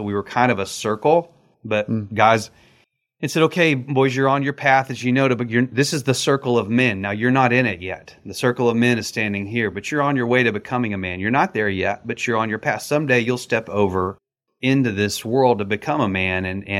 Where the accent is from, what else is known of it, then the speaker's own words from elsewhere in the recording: Texas, United States; And that's because I grew up in West Texas, and roadrunners are a feisty little bird, man.